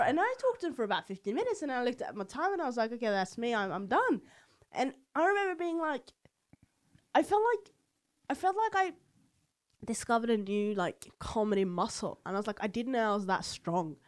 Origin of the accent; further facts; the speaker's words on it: Oslo, Norway; accent: Eastern Norwegian dialect; I'm from Oslo, so I have this Eastern dialect